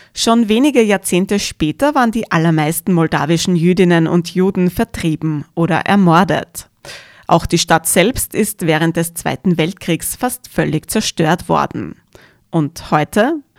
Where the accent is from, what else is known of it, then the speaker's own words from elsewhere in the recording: Austria; bei uns in Österreich, mitten in Europa